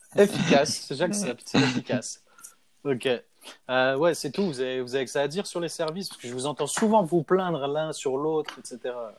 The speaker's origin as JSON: {"language": "French", "town": "Lyon", "region": "Auvergne-Rhône-Alpes", "country": "France", "moved": "yes", "lives_now": "Canada", "said": "je descendais de chez moi à Lyon"}